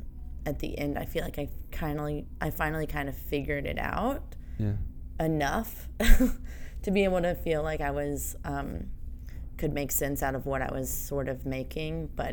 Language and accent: English; Atlanta, Georgia, United States; moved away as an adult; also born or lived in Rhode Island; now in New York, United States; I'm from Atlanta. And the Deep South. Deep South. And grew up there